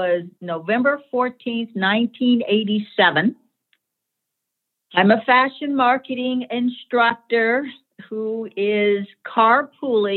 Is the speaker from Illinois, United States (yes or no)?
no; Boston, Massachusetts, United States; I returned to my home in Boston, Massachusetts